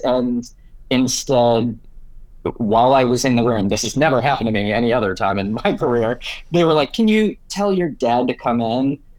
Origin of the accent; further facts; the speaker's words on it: Detroit, Michigan, United States; Yeah, so we grew up in Detroit, Michigan.